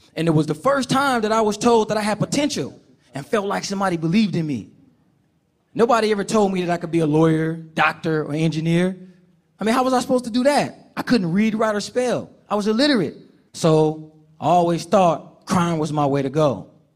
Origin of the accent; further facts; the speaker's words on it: Oakland, California, United States; I grew up in Oakland, California, with my mother